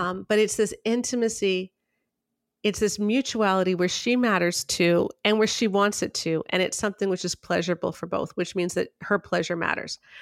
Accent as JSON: {"language": "English", "country": "Canada", "said": "I'm speaking as a Canadian"}